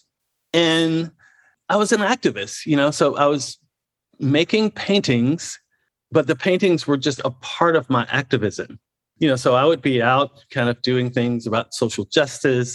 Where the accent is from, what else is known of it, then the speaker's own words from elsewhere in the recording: the South, United States; now in Houston, United States; me being a Southerner